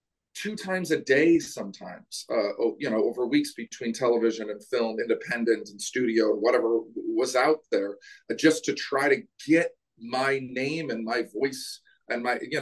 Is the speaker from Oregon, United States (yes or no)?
yes; Portland, Oregon, United States; moved away as an adult; now in Los Angeles, United States; my hometown, Portland, Oregon.